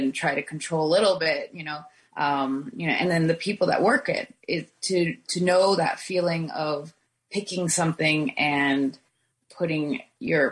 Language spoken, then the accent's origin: English; Oregon, United States; also born or lived in Beaverton, Oregon; now in Carlton, United States; Growing up in Oregon